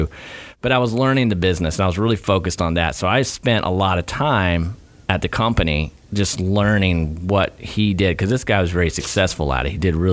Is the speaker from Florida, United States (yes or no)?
yes; Gainesville, Florida, United States; born and raised in Gainesville, ACR